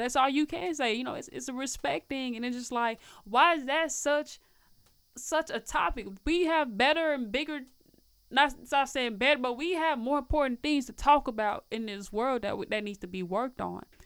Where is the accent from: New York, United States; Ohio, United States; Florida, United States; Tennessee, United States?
Tennessee, United States; Nashville; moved away as an adult; also born or lived in Peoria / Illinois; now in Chicago, United States; I was raised in Nashville, Tennessee, elementary school